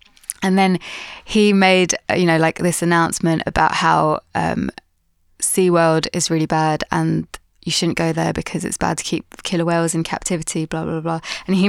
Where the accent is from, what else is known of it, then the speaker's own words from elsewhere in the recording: Pakistan; just because I'm, as like a Pakistani female doing what I'm doing, I feel like no one's really done the same thing before.